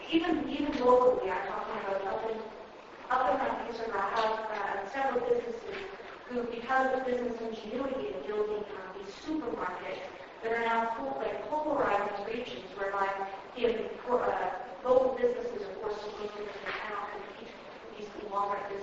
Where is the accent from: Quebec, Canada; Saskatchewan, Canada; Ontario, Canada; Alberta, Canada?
Alberta, Canada; up in the Peace region, um, my hometown has seen loss of businesses